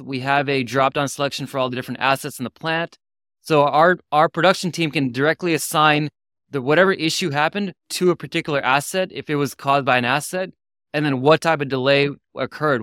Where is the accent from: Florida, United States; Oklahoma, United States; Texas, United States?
Texas, United States; Houston; moved away; When I grew up in Houston for twenty-something years